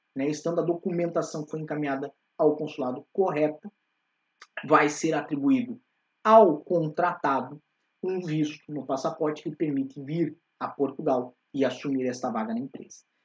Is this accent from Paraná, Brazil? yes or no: yes; Curitiba, Paraná, Brazil; moved away; nós ambos somos de Curitiba